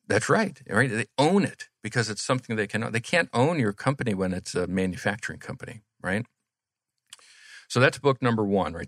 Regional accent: Atlanta, Georgia, United States; also born or lived in Kansas; we grew up in Atlanta together

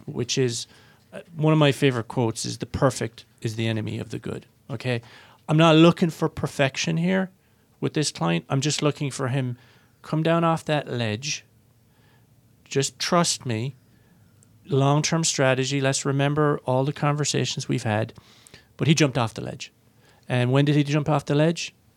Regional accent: Ireland; I'm Irish

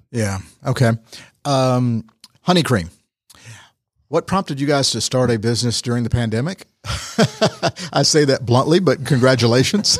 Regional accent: Rome, Georgia, United States; Born and raised in Rome?

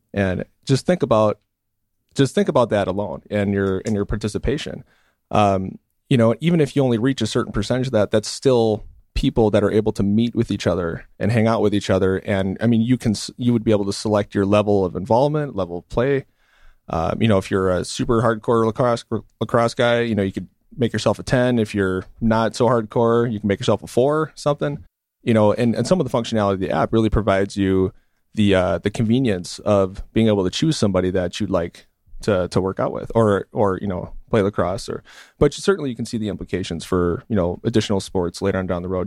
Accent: Milwaukee, Wisconsin, United States; also born or lived in California; I grew up in Milwaukee as well

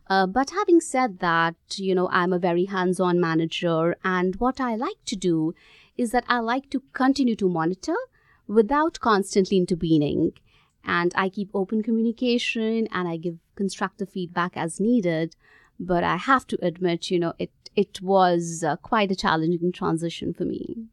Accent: India; moved away as an adult; also born or lived in Gurgaon, India / Australia; I grew up in India

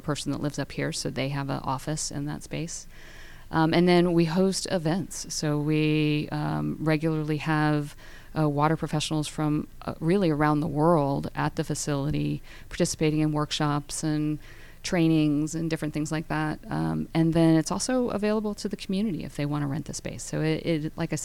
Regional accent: Tampa, Florida, United States; We were in Florida, born and raised in Tampa

